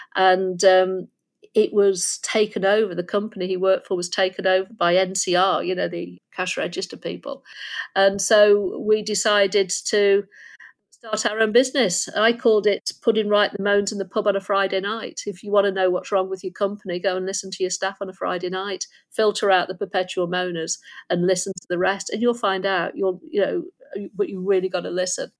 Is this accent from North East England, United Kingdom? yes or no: no; Lincolnshire near Skegness, East Midlands, United Kingdom; moved away; I was born in Lincolnshire near Skegness, and my my mother left when I was six